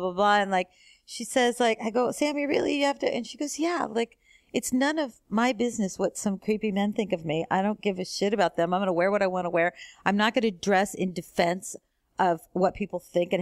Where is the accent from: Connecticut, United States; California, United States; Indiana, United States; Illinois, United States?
California, United States; San Diego; moved away as an adult; also born or lived in Los Angeles; now in New York, United States; I grew up on the West Coast in San Diego